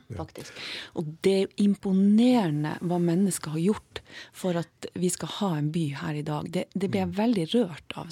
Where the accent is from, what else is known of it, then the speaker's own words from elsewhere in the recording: Tromsø, Troms, Norway; vi tromsøværinger